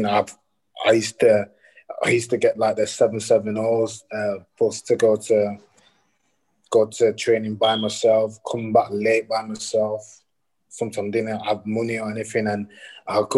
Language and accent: English; Leeds, Yorkshire and the Humber, United Kingdom; I'm from Leeds